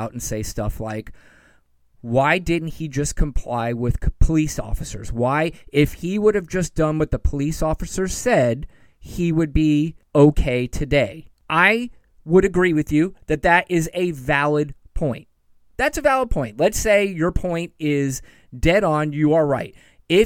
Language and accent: English; United States; it was the most prideful time I've ever been as an American in my entire life